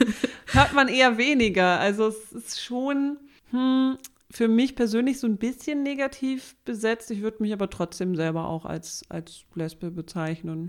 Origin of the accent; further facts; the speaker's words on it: Southern Germany, Germany; accent: southern German; meinen süddeutschen Akzent